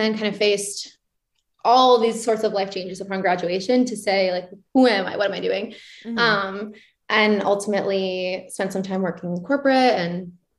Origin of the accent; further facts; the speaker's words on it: Belmont, Massachusetts, United States; I grew up in Massachusetts, right outside of Boston, about like 10 minutes outside the city, born and raised.